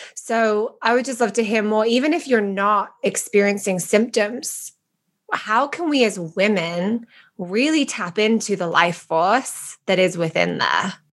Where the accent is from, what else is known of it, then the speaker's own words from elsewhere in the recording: England, United Kingdom; moved away; I love being British